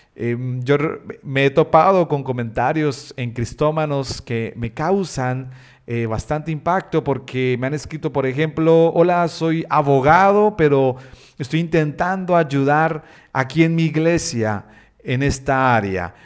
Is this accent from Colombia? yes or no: yes; Bucaramanga, Santander, Colombia; soy colombiano, nací en una ciudad llamada Bucaramanga, allí en Colombia.